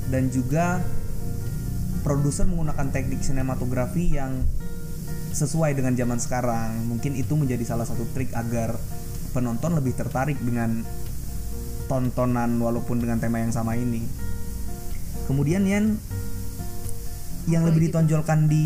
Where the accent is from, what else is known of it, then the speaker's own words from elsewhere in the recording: Pagar Alam, South Sumatra, Indonesia; kebetulan di kampung halaman gue di pagar Pagarlam Sumatera Selatan gue punya kafe yang suka nonton bareng film lah